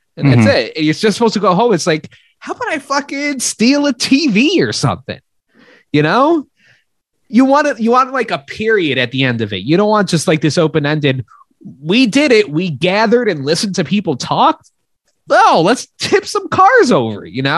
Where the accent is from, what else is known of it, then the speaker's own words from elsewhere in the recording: Spain; And I was like, I don't know. No, I'm from Spain.